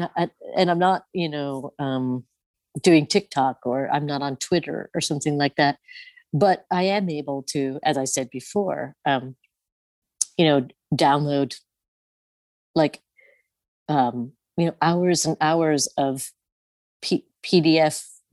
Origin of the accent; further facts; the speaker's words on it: Midwest, United States; in that self that I was like taught to be growing up in the Midwest in the 70s and 80s, you know?